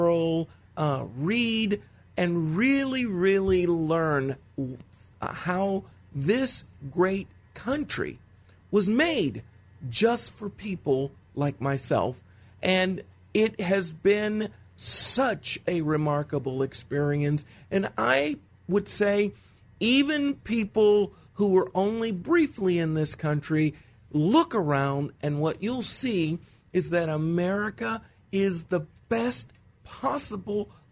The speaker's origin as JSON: {"language": "English", "region": "Texas", "country": "United States", "tie": "born or raised there", "said": "I was born in Texas"}